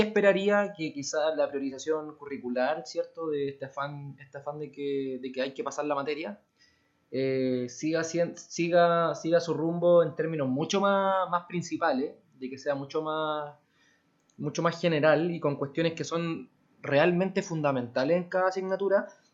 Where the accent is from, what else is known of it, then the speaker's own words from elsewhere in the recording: Santiago, Santiago Metropolitan Region, Chile; somos de Santiago